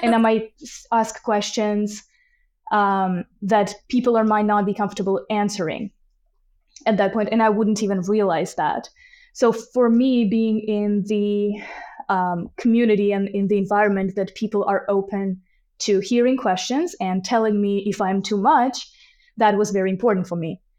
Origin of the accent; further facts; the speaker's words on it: Tbilisi, Georgia; moved away as an adult; now in Canada; I am originally from Tbilisi, Georgia, which is in, uh, Caucasus region, and I've been in Canada for a little over two and a half years now